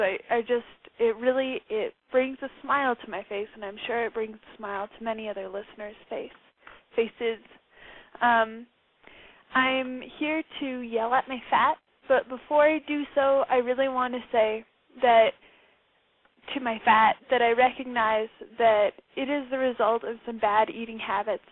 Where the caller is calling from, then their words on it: New Mexico, United States; I'm calling from New Mexico